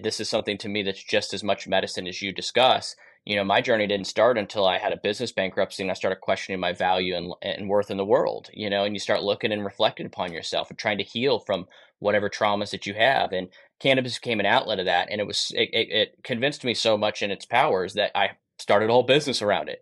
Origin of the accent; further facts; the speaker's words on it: Kansas, United States; also born or lived in Texas; grew up in Kansas